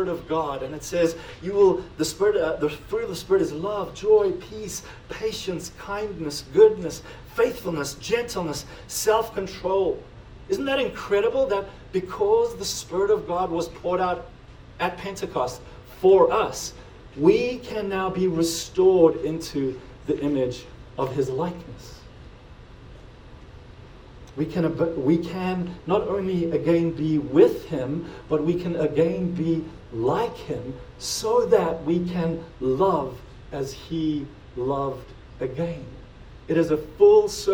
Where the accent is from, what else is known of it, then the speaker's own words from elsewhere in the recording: South Africa; now in United States; being South African, but now being American, but also like not living like immigrants anymore